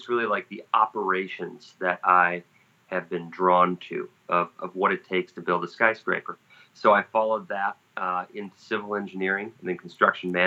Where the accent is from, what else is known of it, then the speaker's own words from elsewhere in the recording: Minnesota, United States; moved away as an adult; also born or lived in Wisconsin; I grew up in Minnesota